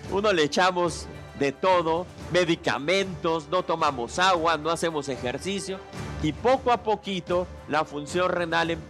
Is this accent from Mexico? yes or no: yes; Mexico; Los riñones son como los mexicanos.